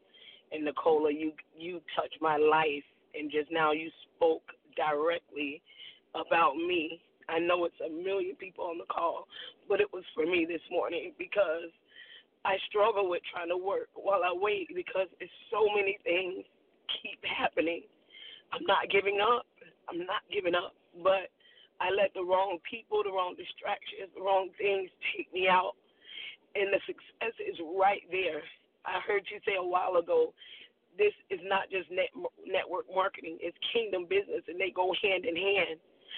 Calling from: Boynton Beach, Florida, United States; I'm calling you from Boynton Beach, Florida.

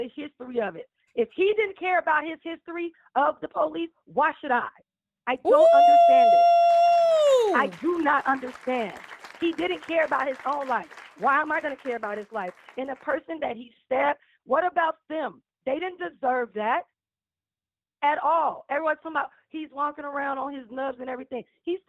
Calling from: Chicago, Illinois, United States; I'm …. I'm calling from Chicago, Illinois.

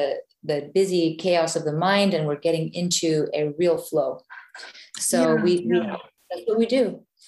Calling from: Reykjavik, Capital Region, Iceland; I'm calling in from Ocean Cluster in Reykjavik, Iceland.

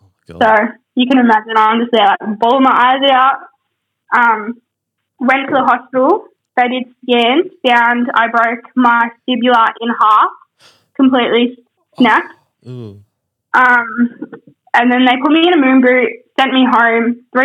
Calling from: Queensland, Australia

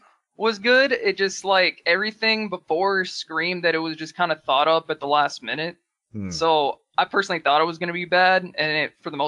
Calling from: Dallas, Texas, United States; I'm calling from Dallas.

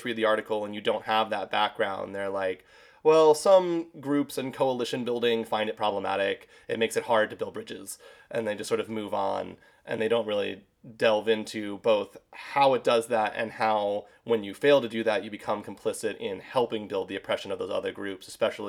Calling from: Charlotte, North Carolina, United States; I am joining from Charlotte, North Carolina in the United States.

